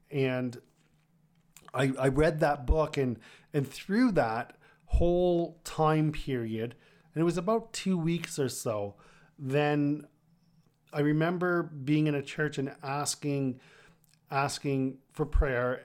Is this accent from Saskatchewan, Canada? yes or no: no; Kitchener, Ontario, Canada; also born or lived in Toronto; my hometown at that time in, in Kitchener